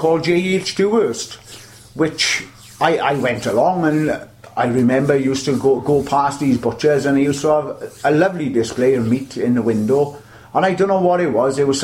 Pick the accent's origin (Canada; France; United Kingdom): United Kingdom; the Valleys, Wales; moved away as an adult; I'm from the Valleys myself, I moved down here then in about 1979